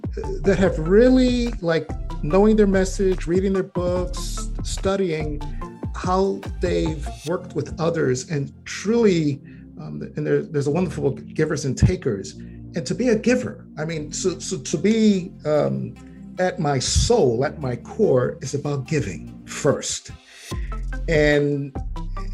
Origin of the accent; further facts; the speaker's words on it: New York City, New York, United States; as a Puerto Ricano, I came with, you know, growing up in the Bronx